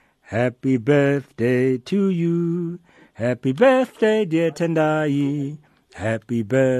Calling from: Johannesburg, Gauteng, South Africa; I'm calling you from Radio Veritas in Johannesburg

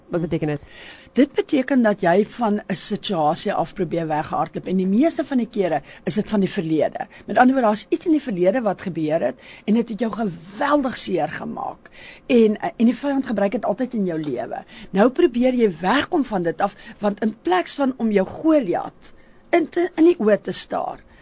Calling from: Bayview, South Africa; Goeiemôre … Ek's van Bayview se area.

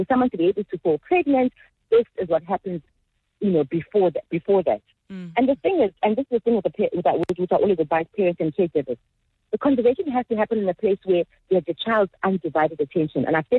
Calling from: Zimbali, KwaZulu-Natal, South Africa; I'm joining you from Zimbali.

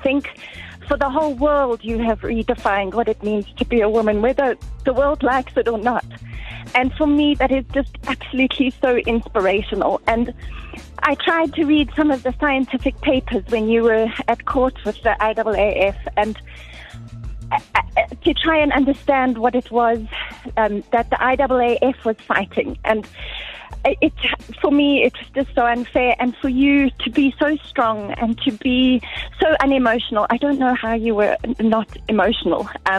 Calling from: Pretoria, Gauteng, South Africa; From Pretoria.

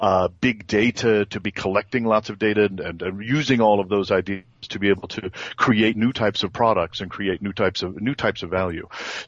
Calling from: France; Today I'm in France.

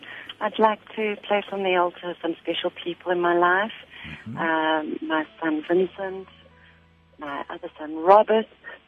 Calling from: Rustenburg, North West, South Africa; I'm phoning from Rustenburg.

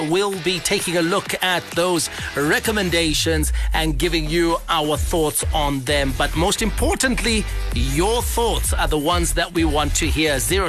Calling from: Guruve, Mashonaland Central, Zimbabwe; Hi, ZFM Sports team. … from Guruve.

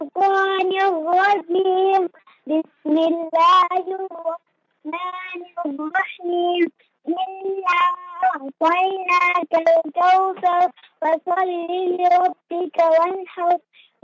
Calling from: Erasmia, Gauteng, South Africa

